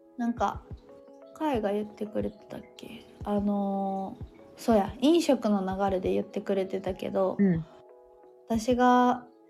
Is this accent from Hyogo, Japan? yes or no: yes; Sanda, Hyogo, Japan; 私の地元の三田市